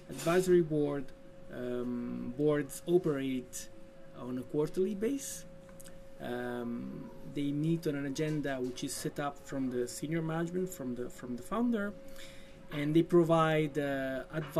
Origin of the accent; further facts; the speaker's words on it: Italy; moved away as an adult; now in Denmark; I'm from Italy. I moved to Denmark in 2010.